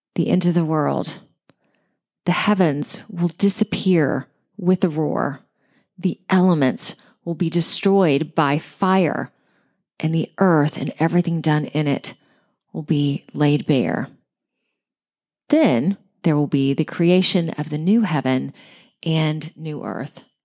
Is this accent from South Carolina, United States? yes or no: no; Georgia, United States; my home state of Georgia